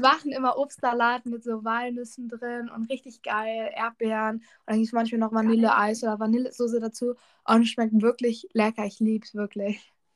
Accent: Lower Saxony, Germany; bei uns in Niedersachsen

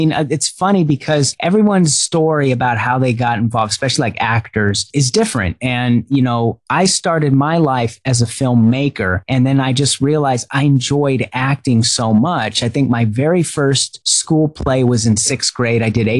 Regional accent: Pearl Harbor, Hawaii, United States; also born or lived in Rhode Island / San Diego / Huntington Beach; So I was born in Rhode Island, but I was raised in San Diego, Huntington Beach, and Hawaii. I spent most of my growing up years in Hawaii, in Pearl Harbor.

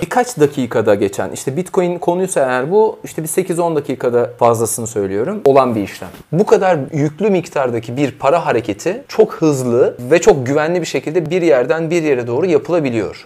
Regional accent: İzmir, Turkey; Ben de bir İzmirli olarak

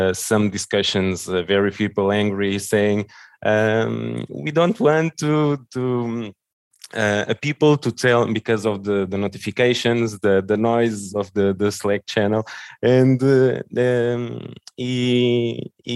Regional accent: Lisbon, Portugal; English is a second language; I was born here in Lisbon and raised here in Lisbon as well

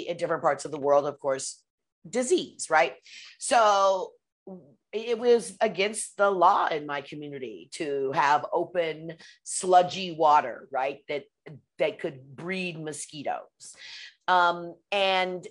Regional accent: Pacific Northwest, United States; I grew up in the Pacific Northwest

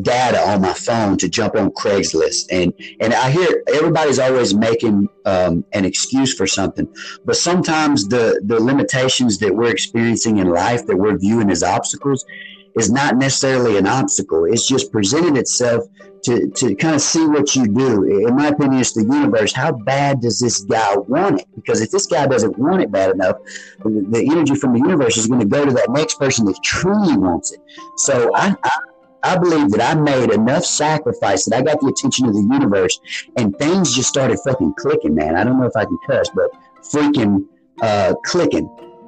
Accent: South Arkansas, United States; moved away as an adult; I come from an area where that is poverty stricken down in South Arkansas.

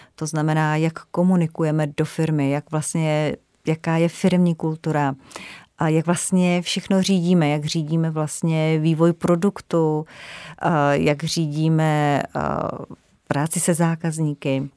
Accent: Ore Mountains, Czechia; moved away as an adult; also born or lived in Frankfurt; já jsem ještě z Krušných hor a já jsem vyrůstala tak napůl trošku v lese

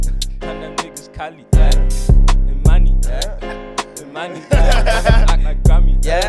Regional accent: Ireland; I'm from Ireland and I make music.

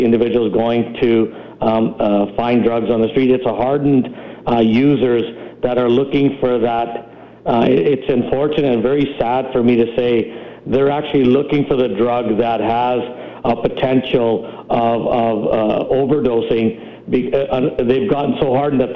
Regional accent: Vancouver, British Columbia, Canada; I grew up in Vancouver

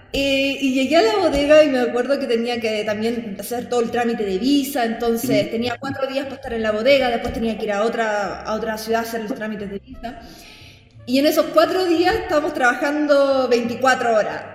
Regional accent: Talca, Maule, Chile; moved away as an adult; also born or lived in France; now in China; soy talquina, séptima región.

